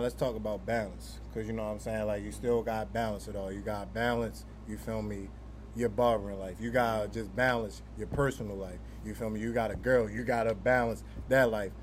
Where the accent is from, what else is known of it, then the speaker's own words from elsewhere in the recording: Baltimore, Maryland, United States; growing up in Baltimore